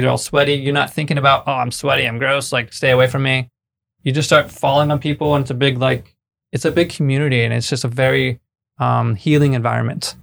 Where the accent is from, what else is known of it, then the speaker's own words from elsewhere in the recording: Bay Area, California, United States; moved away as an adult; now in Mexico; I'm from the Bay Area. I moved to Mexico six years ago